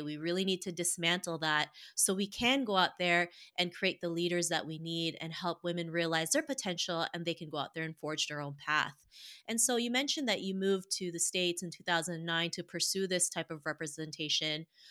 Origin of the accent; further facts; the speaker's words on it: Toronto, Ontario, Canada; I grew up in Toronto, Canada